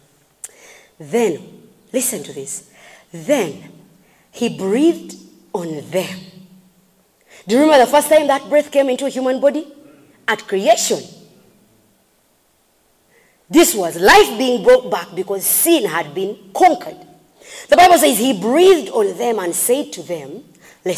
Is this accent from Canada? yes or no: no; Kapchorwa, Uganda; I'm from Kapchora and I say Takwenyo